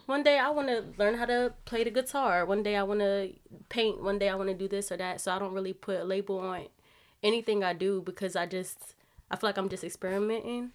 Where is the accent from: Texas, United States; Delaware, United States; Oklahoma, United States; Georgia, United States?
Delaware, United States; Wilmington; moved away as an adult; I'm from Delaware. I'm from Wilmington